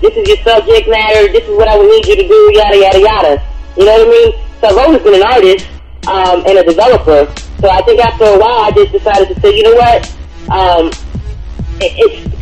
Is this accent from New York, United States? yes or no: yes; New York City, New York, United States; I'm from New York, Brooklyn, New York. Born in Brownsville, raised in East New York